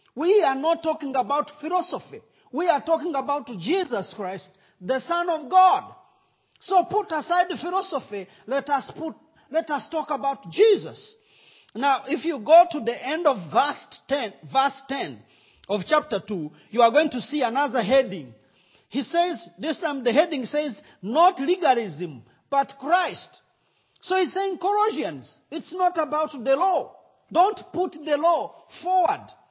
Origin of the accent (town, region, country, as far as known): Rwanda; accent: Rwandan